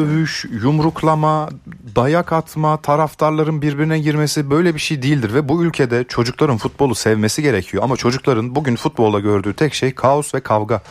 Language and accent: Turkish; Ankara, Turkey; bir Ankaralı olarak